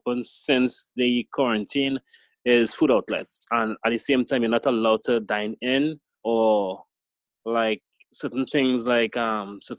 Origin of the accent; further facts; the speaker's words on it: Trinidad & Tobago; I'm also Trinidadian from the Caribbean